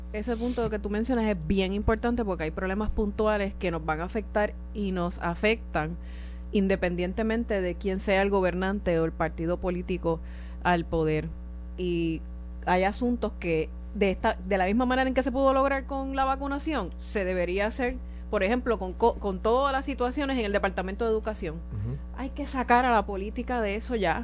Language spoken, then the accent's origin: Spanish; Puerto Rico; nosotros como puertorriqueños